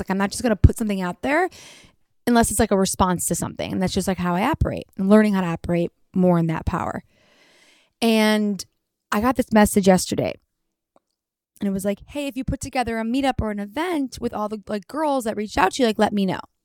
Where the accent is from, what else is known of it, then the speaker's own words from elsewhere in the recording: Detroit, Michigan, United States; now in Los Angeles, United States; from Detroit